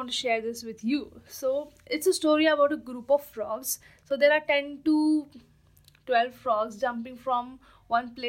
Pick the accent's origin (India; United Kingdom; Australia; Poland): India